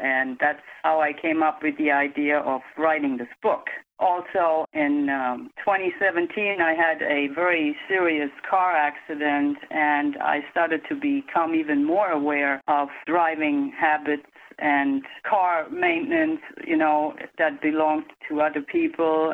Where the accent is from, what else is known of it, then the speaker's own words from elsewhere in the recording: Germany; now in United States; I grew up in Europe, in Germany, and my father was a driving instructor.